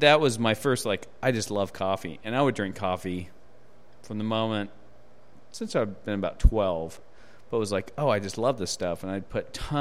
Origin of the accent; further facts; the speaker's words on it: Juneau, Alaska, United States; moved away; I'm from Alaska originally